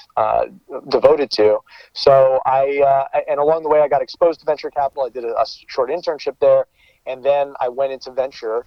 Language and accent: English; New York area, United States; moved away as an adult; now in Bay Area, United States; I'm from the New York area